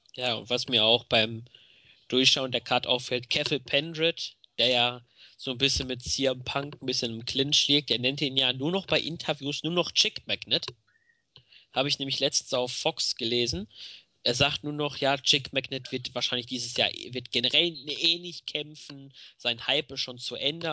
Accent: Germany; bei uns in Deutschland

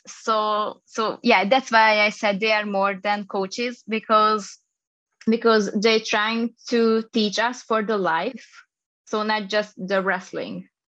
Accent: Hungary; I'm coming from Hungary. I'm just an East European girl.

